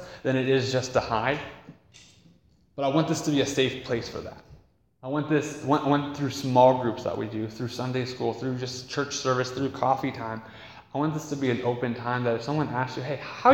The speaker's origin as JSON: {"language": "English", "country": "United States", "said": "as American Westerners"}